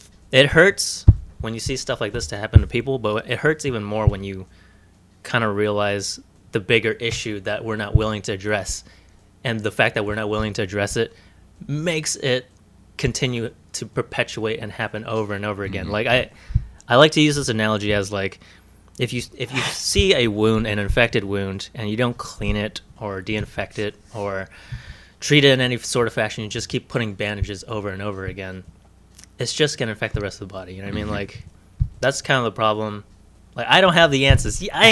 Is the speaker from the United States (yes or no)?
yes; Brooklyn, New York, United States; born there; I was born in Brooklyn, okay?